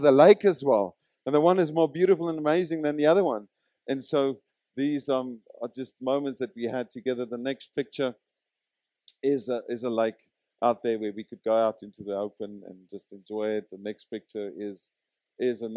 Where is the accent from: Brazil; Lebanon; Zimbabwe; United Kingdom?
Zimbabwe; I come from Zimbabwe